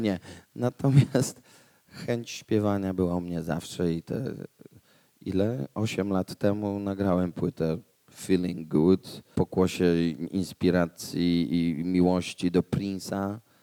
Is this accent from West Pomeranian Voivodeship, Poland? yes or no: no; Łódź, Łódź Voivodeship, Poland; Ja jestem z Łodzi